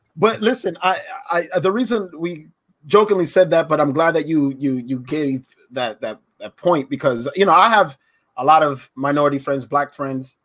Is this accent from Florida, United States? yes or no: yes; Pine Hills, Florida, United States; I grew up in Pine Hills. I was the only light skinned Puerto Rican boy there